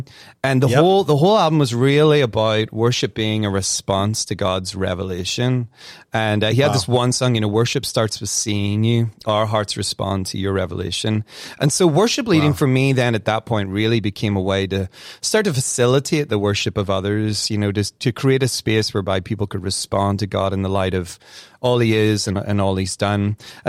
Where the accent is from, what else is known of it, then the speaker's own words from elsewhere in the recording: Ireland; accent: Irish; now in United States; Well, Curtis, I have to remind you, I've been in the States almost 20 years, so I think some